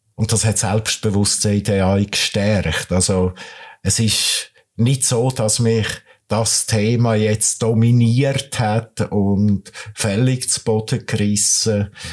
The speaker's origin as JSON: {"language": "German", "region": "Nidwalden", "country": "Switzerland", "tie": "born or raised there", "moved": "as an adult", "lives_now": "Kriens, Switzerland", "said": "Ich bin aus dem Bergbauernsohn aus dem Nidwaldischen, äh, komme von der Weissiflue auf 1000 Meter"}